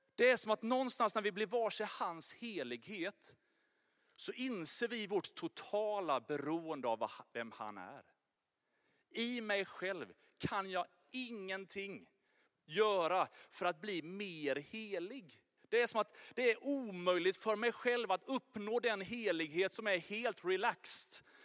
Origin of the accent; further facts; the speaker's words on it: Sweden; jag är verkligen svensk